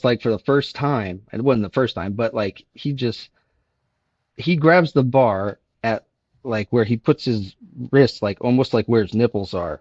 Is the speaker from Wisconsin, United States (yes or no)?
no; Miami, Florida, United States; I grew up in Miami, Florida